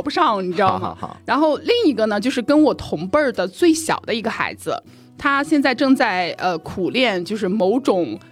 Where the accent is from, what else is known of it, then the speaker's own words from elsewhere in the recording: Shandong, China; moved away; 我们家乡的四件套儿啊哈就是山东人我们是过年一般会送油十，十斤鸡蛋啊